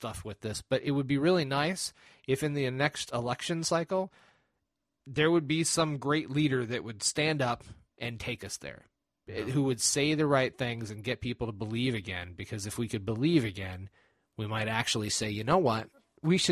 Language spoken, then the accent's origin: English; United States; I'm an American